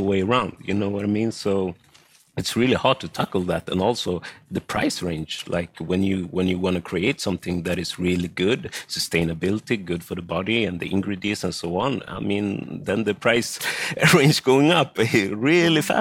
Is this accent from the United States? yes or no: no; Sweden; I am born and raised in Sweden. My parents come from Ghana and Togo in West Africa